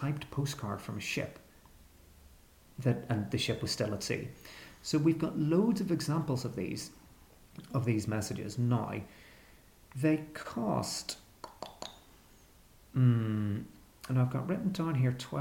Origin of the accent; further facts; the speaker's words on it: Belfast, Northern Ireland, United Kingdom; I'm actually from Belfast